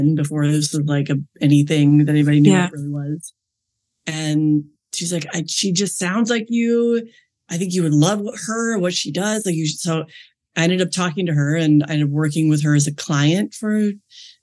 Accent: Iowa, United States; also born or lived in Milwaukee, Wisconsin; I was raised in the Midwest in the United States. So I'm from Milwaukee originally, but grew up in Iowa

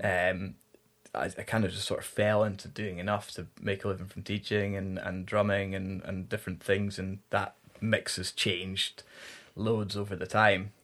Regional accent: the Highlands, Scotland, United Kingdom; moved away; growing up in the Highlands

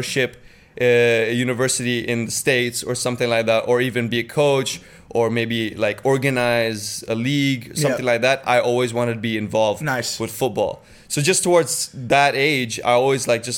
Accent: Bali, Indonesia; moved away as an adult; also born or lived in Jakarta; grew up in Bali, born and raised in Bali

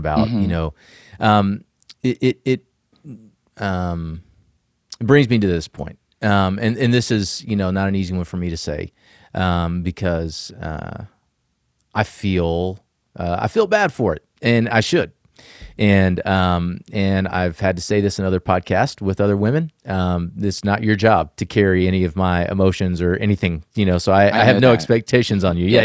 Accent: the South, United States; I was a young kid growing up in the South

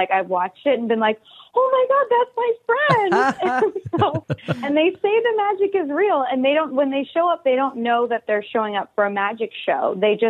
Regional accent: Connecticut, United States; I grew up in Connecticut

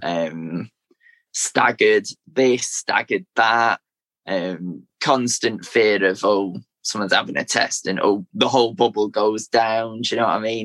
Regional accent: Manchester, North West England, United Kingdom; originally was born in East Manchester, so near where near where the City Stadium is

